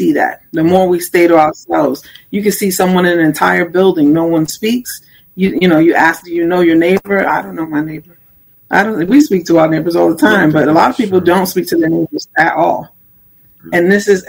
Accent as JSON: {"language": "English", "town": "New York City", "region": "New York", "country": "United States", "tie": "born or raised there", "said": "I grew up in Brooklyn, New York, so we didn't have a lot"}